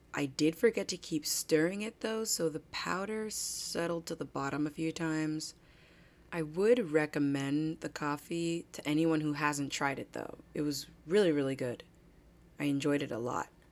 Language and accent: English; New Jersey, United States; also born or lived in Manhattan, New York; Born in Manhattan, raised in New Jersey